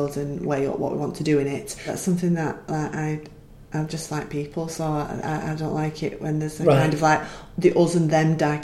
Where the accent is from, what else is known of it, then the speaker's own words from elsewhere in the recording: Wigan, North West England, United Kingdom; accent: Wigan; also born or lived in London; moved back to Wigan, and became more broad, and then went to university, lost it a little bit, then settled in Wigan, and I've got a Wigan accent again